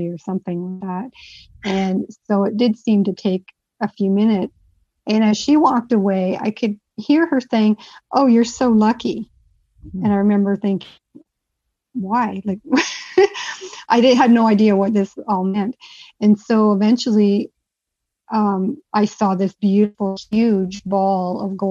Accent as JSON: {"language": "English", "region": "England", "country": "United Kingdom", "said": "being English and a four-year-old"}